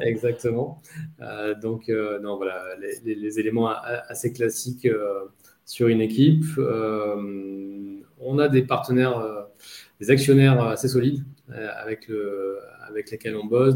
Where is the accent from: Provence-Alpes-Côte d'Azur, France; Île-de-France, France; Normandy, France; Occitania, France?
Provence-Alpes-Côte d'Azur, France; Nice; also born or lived in Paris / London; now in Marseille, France; être niçois d'origine